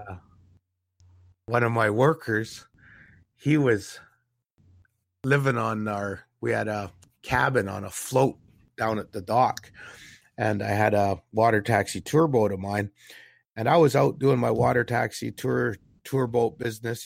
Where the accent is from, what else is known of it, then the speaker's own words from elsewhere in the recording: Canada; We weren't even Canadian citizens in our own country back up until 1961